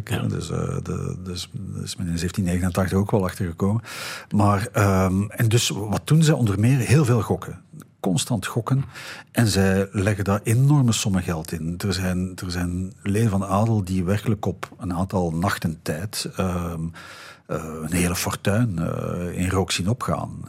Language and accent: Dutch; Belgium; Bij ons in de Ardennen